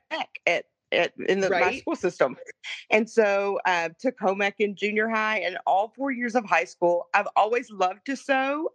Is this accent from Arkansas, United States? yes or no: no; Kentucky, United States; now in Katy, United States; I grew up in Kentucky